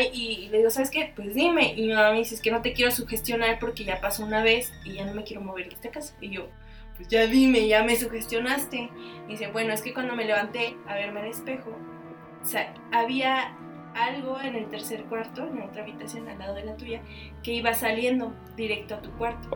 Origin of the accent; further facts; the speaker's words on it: Mexico; nosotros los mexicanos